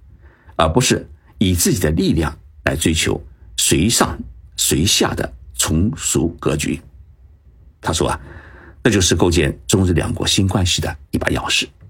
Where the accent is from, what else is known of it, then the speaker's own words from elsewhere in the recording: China; 我们中国人的爱国热情啊是异常的高涨，